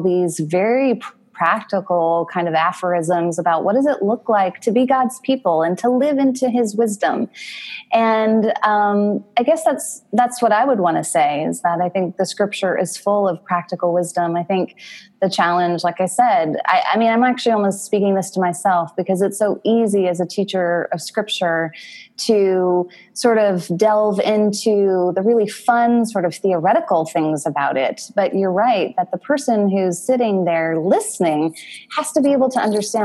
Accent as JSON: {"language": "English", "country": "United States", "moved": "as an adult", "lives_now": "Toronto, Canada", "said": "we are American and we moved to Toronto in 2011"}